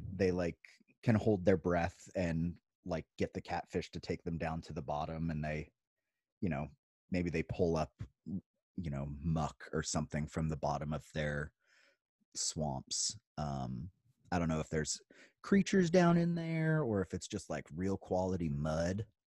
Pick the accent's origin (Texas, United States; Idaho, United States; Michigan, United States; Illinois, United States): Idaho, United States; moved away; also born or lived in Virginia; I grew up in Idaho